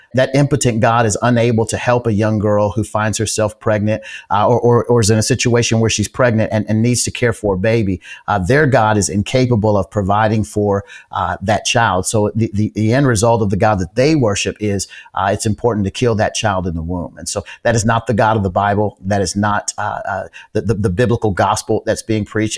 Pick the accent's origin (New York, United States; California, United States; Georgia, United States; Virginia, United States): Georgia, United States; here in, in my home state of, of Georgia